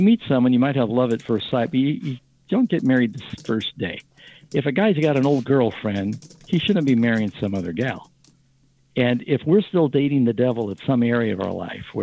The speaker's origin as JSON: {"language": "English", "town": "New York City", "region": "New York", "country": "United States", "tie": "born or raised there", "moved": "yes", "said": "I grew up in New York City going to public school."}